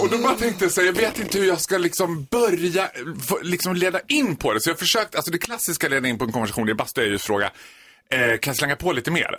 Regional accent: Borlänge, Dalarna County, Sweden; moved away; Jag är född och uppvuxen i Borlänge

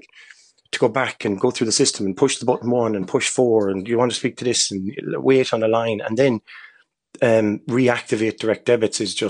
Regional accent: Ireland; I'm an Irish citizen traveling freely on an Irish passport

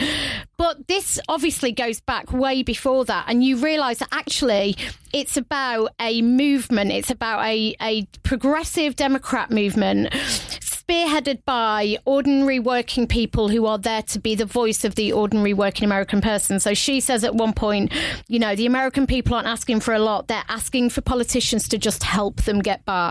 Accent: United Kingdom; I'm British

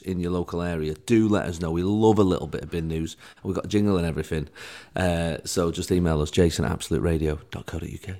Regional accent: Manchester, North West England, United Kingdom; my hometown of Manchester.

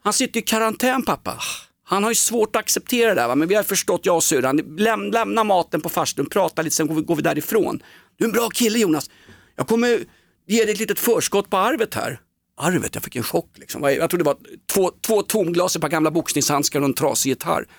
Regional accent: Stockholm, Stockholm County, Sweden; Vi var AIK och vi var från Stockholm

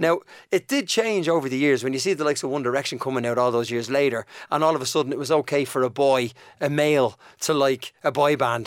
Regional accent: Dublin, Leinster, Ireland; accent: Dublin; moved away as an adult; also born or lived in United Kingdom; Shane and I grew up in Donnamid.

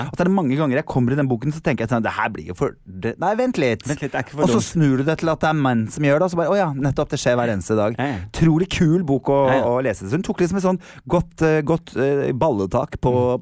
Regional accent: Norway; jeg er fra Norge, I'm from Norway

